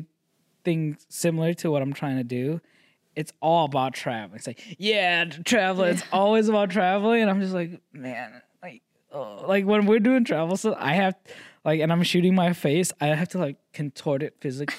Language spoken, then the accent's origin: English; Vietnam; born there; Like I'm one generation, like I was born in Vietnam.